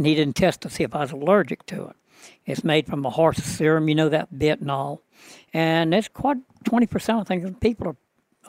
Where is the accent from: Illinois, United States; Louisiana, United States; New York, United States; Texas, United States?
Louisiana, United States; Ponchatoula; in Louisiana, specifically around Ponchatoula, Hammond, which is about 50 miles north of New Orleans.